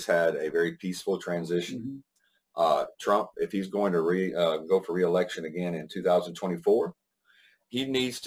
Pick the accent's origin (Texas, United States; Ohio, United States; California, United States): Texas, United States; East; friends of mine that I grew up with in East Texas